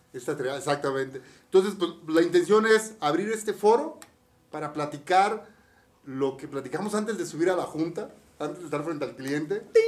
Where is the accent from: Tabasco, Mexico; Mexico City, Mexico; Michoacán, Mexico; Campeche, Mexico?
Campeche, Mexico; moved away as an adult; also born or lived in Puebla; vengo de Campeche, de Ciudad de Campeche. Me vine a estudiar a la universidad, a Puebla